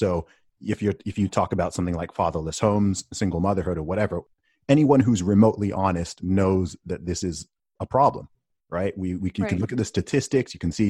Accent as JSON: {"language": "English", "country": "Saudi Arabia", "tie": "born or raised there", "said": "When I tell people I grew up in Saudi Arabia, one of the first things people often say is, oh, was it safe there?"}